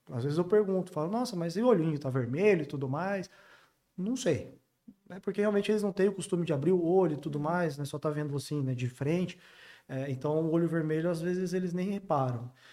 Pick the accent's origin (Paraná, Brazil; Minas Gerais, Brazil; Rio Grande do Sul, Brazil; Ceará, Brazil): Paraná, Brazil; interior of; moved away; venho do interior do Paraná